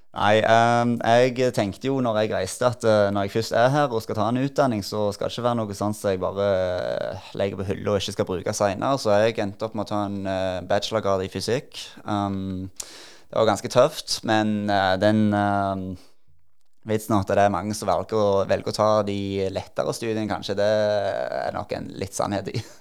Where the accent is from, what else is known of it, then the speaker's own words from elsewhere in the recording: Norway; moved away as an adult; also born or lived in United States; når jeg var hjemme i Norge